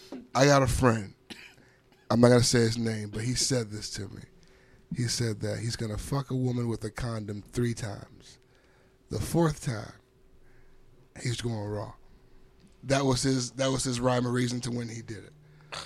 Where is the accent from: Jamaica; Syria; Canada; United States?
Jamaica; I'm Jamaican.